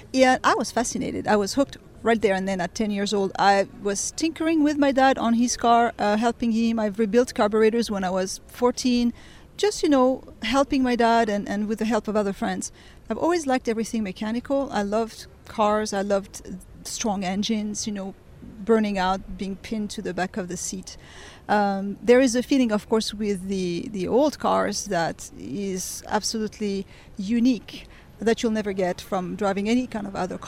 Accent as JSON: {"language": "English", "town": "Beirut", "region": "Beirut Governorate", "country": "Lebanon", "tie": "born or raised there", "also_born_or_lived": "France", "said": "I was born in France. And I was raised in Beirut. My father worked for the French embassy, so we moved to Lebanon. My mother's actually Lebanese, so I'm half Middle Eastern, I guess."}